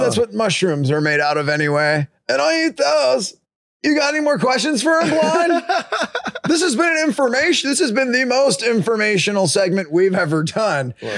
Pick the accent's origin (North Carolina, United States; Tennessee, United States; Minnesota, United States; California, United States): California, United States; Escondido; We're actually from Escondido